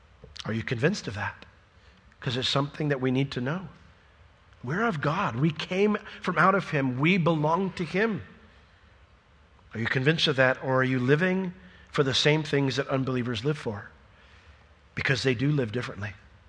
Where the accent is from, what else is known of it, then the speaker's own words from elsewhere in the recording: Sanford, United States; or I'm from Sanford. I'm a Sanfordian. That's my people.